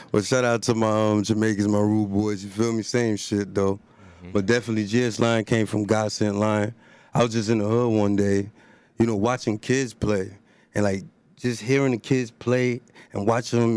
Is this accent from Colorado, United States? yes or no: no; Elizabeth, New Jersey, United States; I'm from Elizabeth, New Jersey